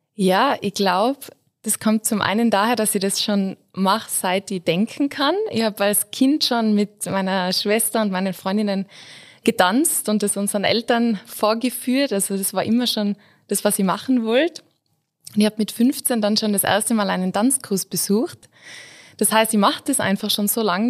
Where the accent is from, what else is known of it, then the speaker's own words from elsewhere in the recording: Innsbruck, Tyrol, Austria; ich bin Innsbruckerin